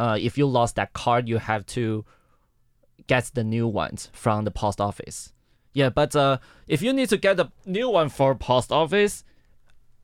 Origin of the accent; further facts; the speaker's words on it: Miaoli County, Taiwan; English is a second language; moved away as an adult; now in Taipei, Taiwan; My hometown is at Miaoli, but I'm studying in Taipei.